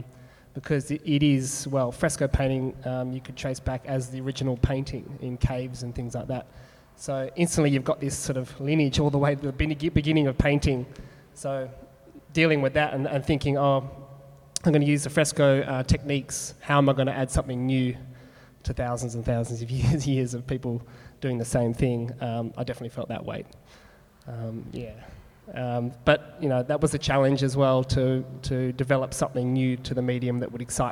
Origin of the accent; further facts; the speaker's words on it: Perth, Western Australia, Australia; I think it comes from growing up in Perth.